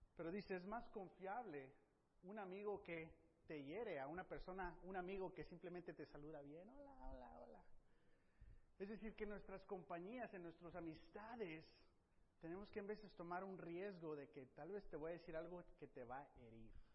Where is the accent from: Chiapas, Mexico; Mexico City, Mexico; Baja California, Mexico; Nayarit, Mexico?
Nayarit, Mexico; now in United States; Yo crecí una parte en México, en Nayarit, donde eso no se usa